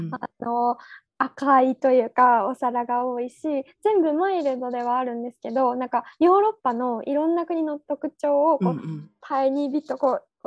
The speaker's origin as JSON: {"language": "Japanese", "region": "Kyoto", "country": "Japan", "tie": "born or raised there", "also_born_or_lived": "United Kingdom", "moved": "yes", "lives_now": "Tokyo, Japan", "said": "京都で生まれ育って"}